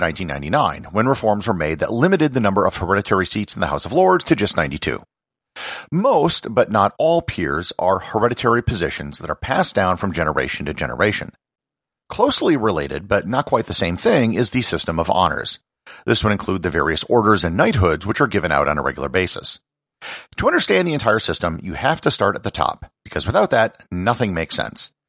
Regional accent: United States; as an American

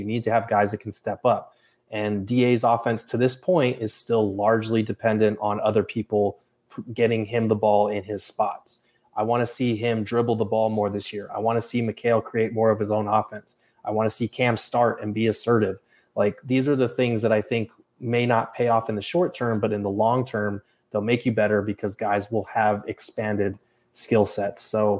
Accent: Albuquerque, New Mexico, United States; moved away as an adult; also born or lived in Tucson, Arizona / Phoenix area, Arizona; now in Phoenix, United States; We moved to Tucson for like 5 years, and then we moved back to Albuquerque because that's where both sides of my family are from. So I am pretty much born and raised Albuquerque. I came out here for college, went to ASU in 2009

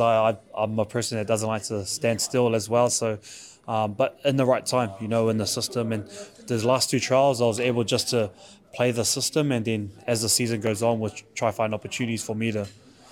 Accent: Auckland, New Zealand; I grew up in South Auckland, up in Otara

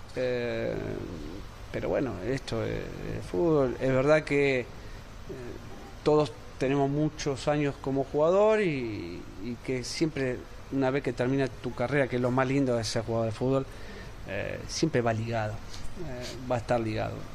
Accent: Argentina; como argentino

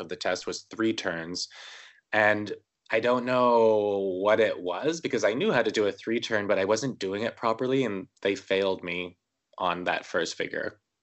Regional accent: Winnipeg, Manitoba, Canada; I was born in Winnipeg, Manitoba, Canada, uh, January twenty-seventh, nineteen eighty-five

